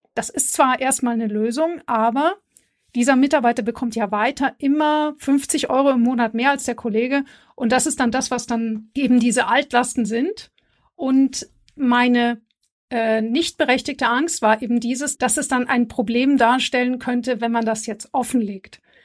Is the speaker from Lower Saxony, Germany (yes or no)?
no; Bavaria, Germany; ich komme ja aus Bayern